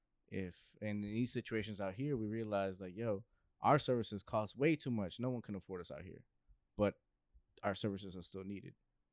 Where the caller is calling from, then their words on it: Mexico; like, yo, we're calling in from Mexico.